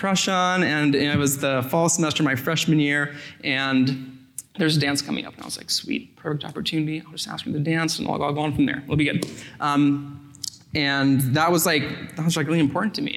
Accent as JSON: {"language": "English", "town": "Sacramento", "region": "California", "country": "United States", "lives_now": "Culver City, United States", "said": "I'm from Sacramento, California"}